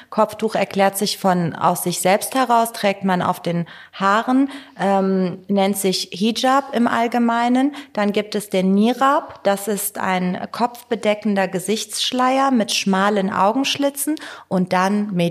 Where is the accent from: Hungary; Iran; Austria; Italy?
Iran; Tehran, Tehran Province; German is a second language; now in Germany; Wobei ich kann jetzt nur für Teheran und den Norden Irans sprechen, wo ich herkomme.